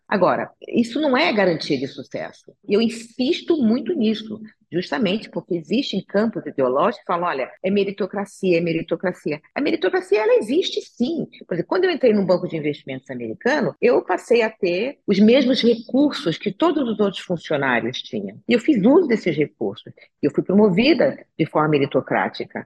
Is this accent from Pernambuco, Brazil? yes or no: no; Rio de Janeiro, Brazil; now in São Paulo, Brazil; eu nasci no Rio de Janeiro, sou carioca, mas eu já estou em São Paulo há mais tempo do que estive no Rio de Janeiro